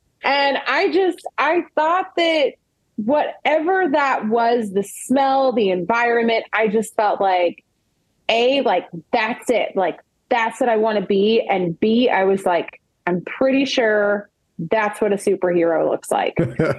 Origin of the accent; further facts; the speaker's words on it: the South, United States; because I'm from the South and that's what they call your grandma, my meemaw.